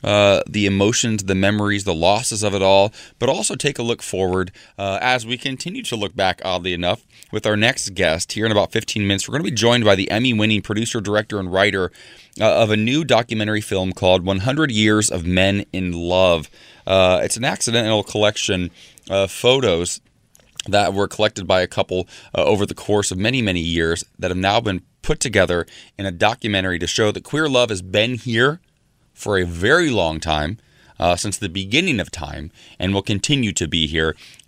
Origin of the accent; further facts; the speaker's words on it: Ohio, United States; moved away; I'm from Ohio, though.